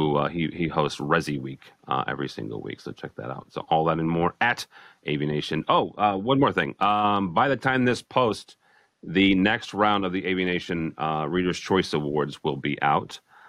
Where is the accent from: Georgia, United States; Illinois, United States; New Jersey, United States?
Illinois, United States; Alton; my hometown of Alton, Illinois, which is right on the river across from St. Louis